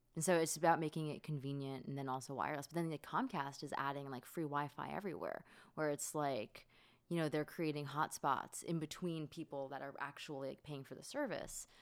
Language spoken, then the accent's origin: English; Florida, United States; I grew up in Florida